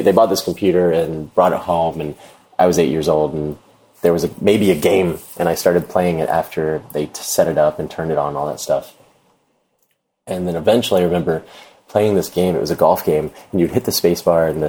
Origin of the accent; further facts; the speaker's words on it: Jacksonville, Florida, United States; also born or lived in Atlanta, Georgia; I'm from Florida, moved to Atlanta